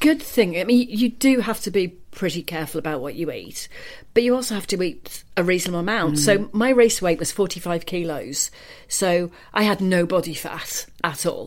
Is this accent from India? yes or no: no; Cardiff, Wales, United Kingdom; I grew up in Cardiff, where sports people are kind of cherished